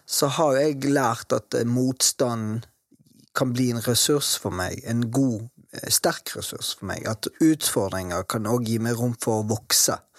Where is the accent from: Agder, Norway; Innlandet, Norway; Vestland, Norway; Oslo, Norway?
Vestland, Norway; Bergen; Og jeg også ute dette her med nynazismen i Matopen, der jeg vokste opp.